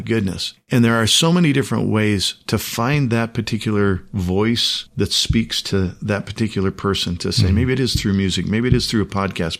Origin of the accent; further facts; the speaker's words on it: United States; the country in which I was born, in which hmm. I was reared. And it's not that I'm not an American